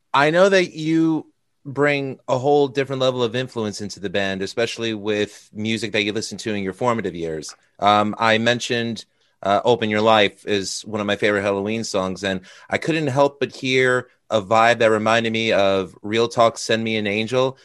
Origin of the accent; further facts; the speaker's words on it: United States; as an American